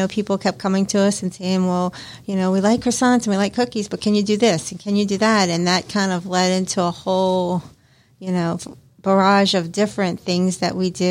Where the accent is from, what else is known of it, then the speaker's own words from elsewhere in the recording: New Orleans, Louisiana, United States; moved away; So I'm from New Orleans, and I come from a long family of chefs and cooks.